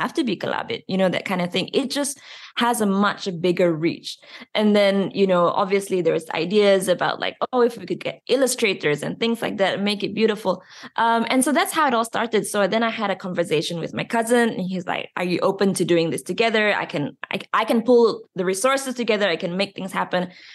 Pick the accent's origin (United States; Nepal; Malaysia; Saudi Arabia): Malaysia; In schools, we are taught English and Bahasa Malaysia